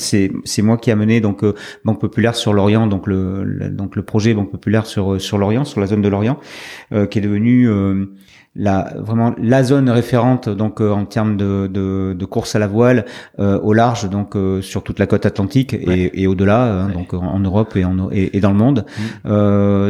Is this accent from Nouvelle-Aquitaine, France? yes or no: yes; Médoc, Pointe de Grave, Nouvelle-Aquitaine, France; also born or lived in Nantes; Je suis né à Nantes, paradoxalement, mais mhm. euh, donc euh, de parents euh, médocains. il se trouve que très vite, donc à l'âge de six mois, j'ai rejoint donc le, le Médoc, la Pointe Médoc